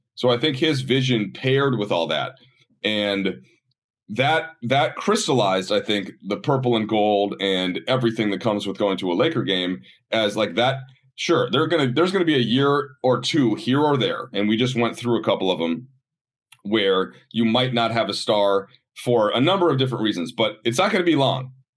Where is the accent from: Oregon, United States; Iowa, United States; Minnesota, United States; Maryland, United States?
Minnesota, United States; also born or lived in Chicago / Baltimore; now in Los Angeles, United States; I grew up in Minnesota